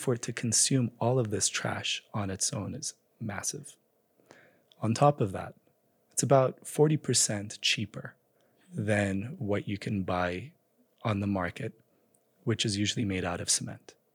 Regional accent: Addis Ababa, Ethiopia; moved away as an adult; also born or lived in United States; So I grew up in Ethiopia. I grew up in Addis Ababa. I spent my entire childhood there before heading off for college in the U S.

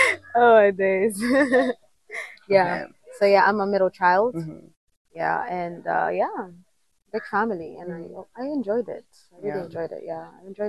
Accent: Jeddah, Makkah Province, Saudi Arabia; first language Somali; English is a second language; moved away as an adult; also born or lived in Rabigh, Saudi Arabia / Ethiopia; now in Kenya; We moved when I was 5 years old to Jeddah City, and that's my hometown, basically.

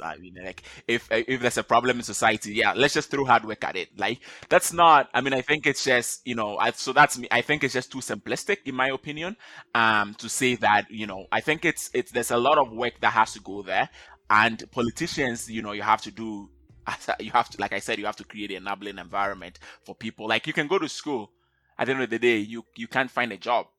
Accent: Ghana; now in Canada; I'm originally from Ghana. Um, I currently I live in Canada

